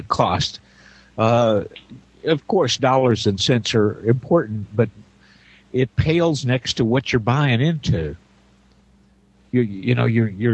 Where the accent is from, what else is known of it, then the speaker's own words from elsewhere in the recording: Indiana, United States; now in Wichita, United States; my hometown in Indiana